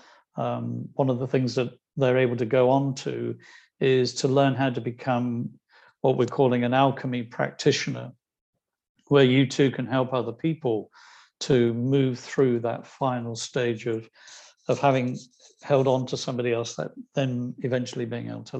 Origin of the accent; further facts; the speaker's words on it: Ireland; I'm Irish